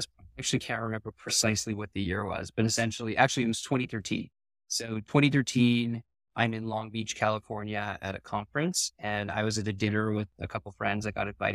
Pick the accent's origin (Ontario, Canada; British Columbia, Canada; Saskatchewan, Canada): British Columbia, Canada; Vancouver; I'm from Vancouver